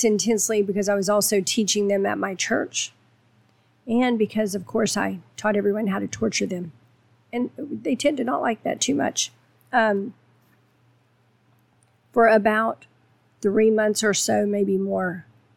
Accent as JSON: {"language": "English", "region": "Texas", "country": "United States", "said": "I'm from Texas"}